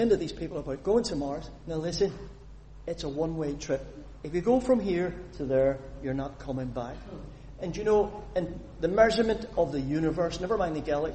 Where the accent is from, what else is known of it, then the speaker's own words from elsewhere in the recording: Northern Ireland, United Kingdom; I was born a citizen of the United Kingdom. Well, United Kingdom, Northern Ireland. I'm a British citizen. I'm proud of it. But I'm also an Irish citizen, because I was born in the island of Ireland